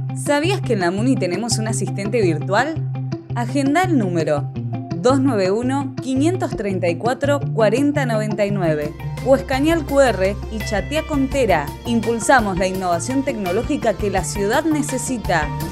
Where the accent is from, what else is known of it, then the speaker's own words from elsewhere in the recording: Bahía Blanca, Buenos Aires Province, Argentina; nacido y criado en Bahía Blanca